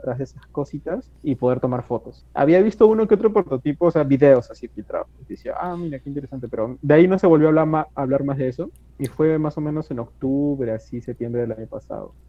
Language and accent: Spanish; Peru; yo soy acá de Perú